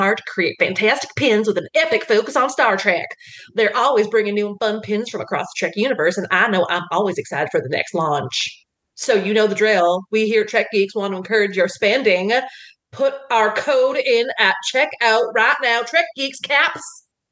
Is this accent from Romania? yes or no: no; Canada; As a Canadian